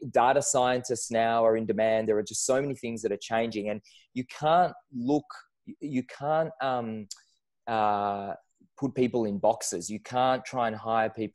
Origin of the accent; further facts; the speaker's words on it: Israel; moved away as an adult; now in Melbourne, Australia; I moved from Israel, where I grew up, to Australia a lot of years ago